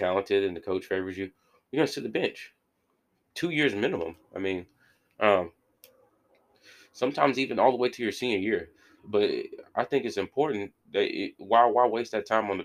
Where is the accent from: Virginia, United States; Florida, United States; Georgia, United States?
Georgia, United States; Warner Robins; I'm from Runner Robins